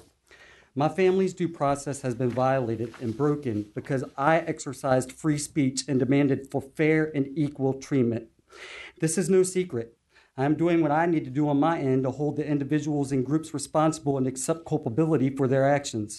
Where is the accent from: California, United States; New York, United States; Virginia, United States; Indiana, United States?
Virginia, United States; Chesapeake; Growing up in the Indian River section of Chesapeake, downtown Norfolk has been my backyard